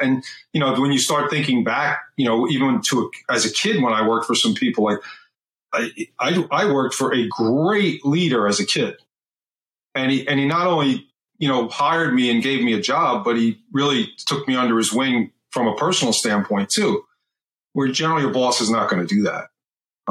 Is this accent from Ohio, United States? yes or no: no; Eastern Long Island, New York, United States; I grew up on Eastern Long Island.